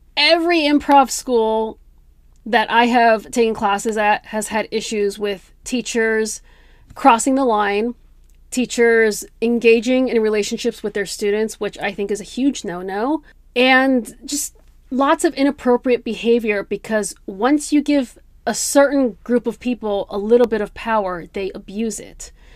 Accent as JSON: {"language": "English", "area": "Bay Area", "region": "California", "country": "United States", "tie": "born or raised there", "moved": "yes", "lives_now": "Los Angeles, United States", "said": "I grew up in the Bay Area, I grew up in a very multicultural environment."}